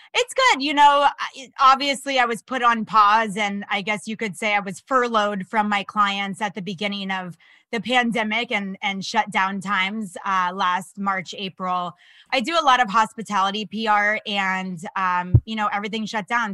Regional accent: Florida, United States; also born or lived in Los Angeles; now in New York, United States; I'm from Florida originally.

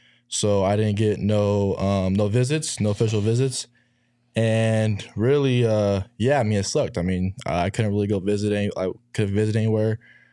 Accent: Arizona, United States; my hometown team was finna be good. Like, might as well just stay home

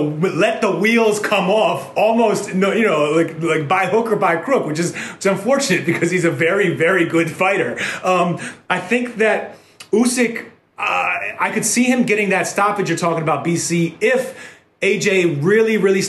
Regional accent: New York, United States; grew up in the 90s when New York was a little grittier

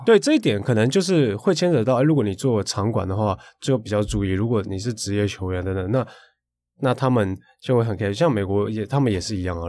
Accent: Tainan, Taiwan; 我是台南人啊

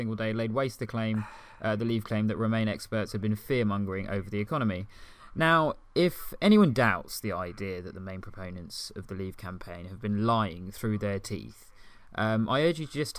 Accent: United Kingdom; You felt so proud of being British, and even myself as an ethnic minority, I felt incredibly proud of being British.

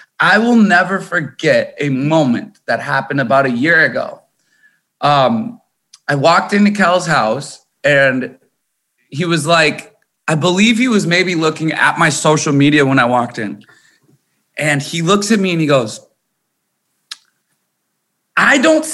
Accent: Corcoran, Minnesota, United States; I was born in Minnesota. And I was born in a town. I lived in a town called Corcoran, Minnesota on a farm

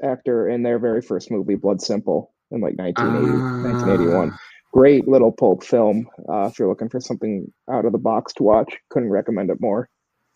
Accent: Minnesota, United States; I'm from Minnesota, Jewish family, dry humor.

